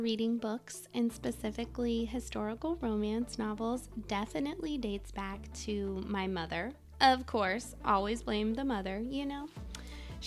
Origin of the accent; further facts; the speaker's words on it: Midwest, United States; moved away as an adult; also born or lived in Alaska / Colorado / Washington, D.C. / Texas; I'm from the Midwest originally, come from a huge family